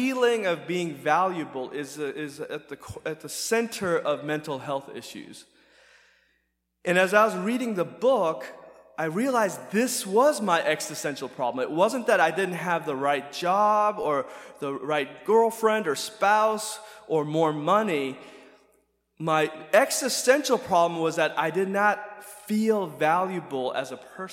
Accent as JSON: {"language": "English", "country": "United States", "tie": "born or raised there", "said": "growing up in America"}